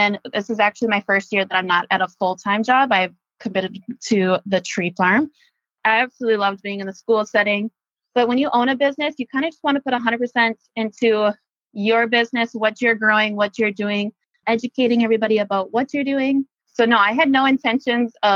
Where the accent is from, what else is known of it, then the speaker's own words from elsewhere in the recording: Hancock, Minnesota, United States; also born or lived in Valley City, North Dakota / Morris, Minnesota; I'm originally from Hancock, Minnesota, which is 8 miles from Morris. I grew up on a crop farm.